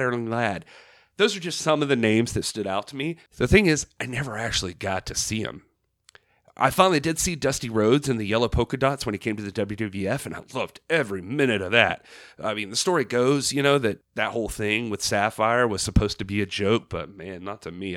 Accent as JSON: {"language": "English", "region": "Southeast", "country": "United States", "tie": "born or raised there", "said": "I was growing up in the Southeast"}